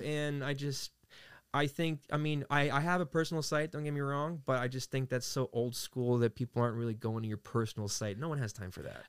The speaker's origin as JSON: {"language": "English", "town": "New York City", "region": "New York", "country": "United States", "tie": "born or raised there", "moved": "as an adult", "lives_now": "California, United States", "said": "I was raised in Queens, New York"}